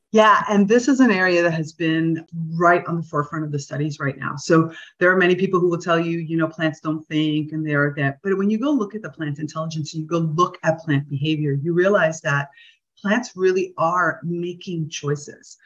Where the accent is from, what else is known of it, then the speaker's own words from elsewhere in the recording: South Florida, United States; now in Damanhur, Italy; I grew up in South Florida